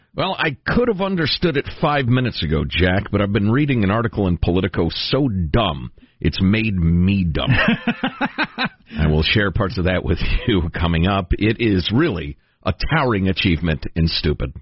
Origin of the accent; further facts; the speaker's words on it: Italy; I was born in Italy myself.